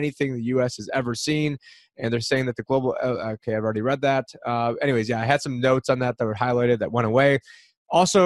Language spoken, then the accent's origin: English; upstate New York, United States; now in Arizona, United States; I'm from upstate New York